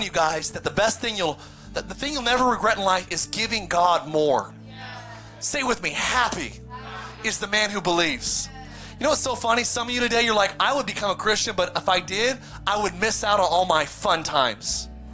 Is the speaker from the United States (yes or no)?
yes; Palmdale, California, United States; also born or lived in Lancaster, California; growing up in Palmdale in Lancaster, California.